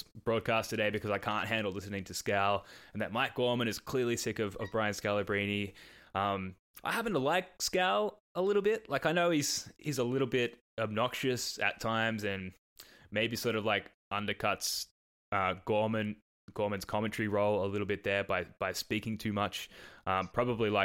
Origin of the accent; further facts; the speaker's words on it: Australia; accent: Australian; my Australian accent